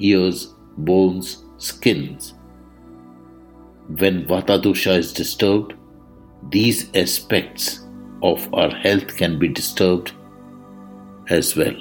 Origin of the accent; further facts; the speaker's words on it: India; I am the Indian monk